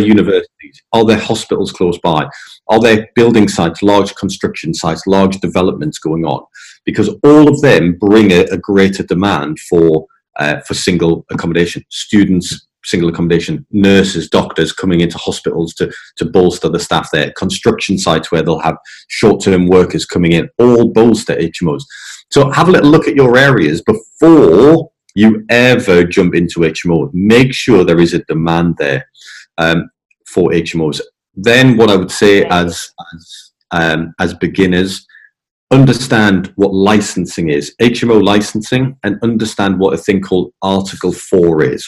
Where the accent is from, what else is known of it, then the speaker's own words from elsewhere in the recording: England, United Kingdom; moved away; also born or lived in Scotland; coming from England, you know, I'm in English.